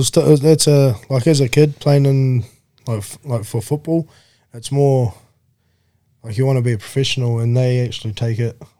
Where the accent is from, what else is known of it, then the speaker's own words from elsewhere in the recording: New Zealand; Um, originally from One still there now.